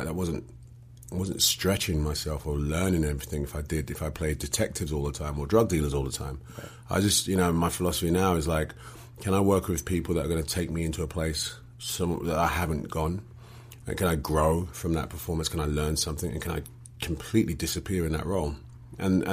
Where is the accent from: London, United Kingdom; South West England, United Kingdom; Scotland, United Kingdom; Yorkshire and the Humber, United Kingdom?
London, United Kingdom; accent: English; Born and raised in London